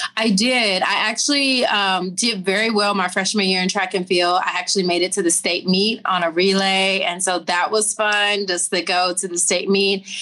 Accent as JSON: {"language": "English", "region": "Tennessee", "country": "United States", "said": "I'm from Tennessee. So I'm a Southern girl."}